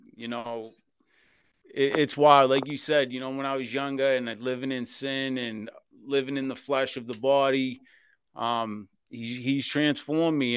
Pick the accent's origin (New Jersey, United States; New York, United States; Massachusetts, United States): Massachusetts, United States; Boston; born or raised there